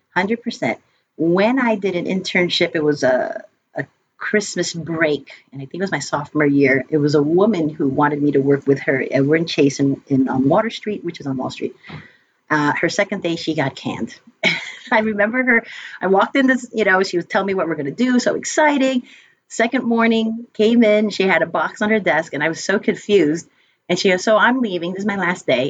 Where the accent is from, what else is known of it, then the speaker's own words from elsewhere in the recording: United States; also born or lived in upstate New York; My brother and I are the only ones that were born here in the States